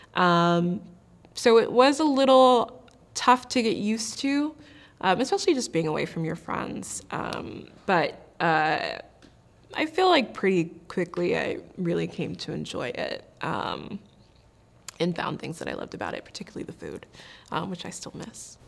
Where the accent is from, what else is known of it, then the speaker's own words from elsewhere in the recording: Maryland, United States; moved away as an adult; also born or lived in Pittsburgh, Pennsylvania; now in Los Angeles, United States; I am originally from Maryland.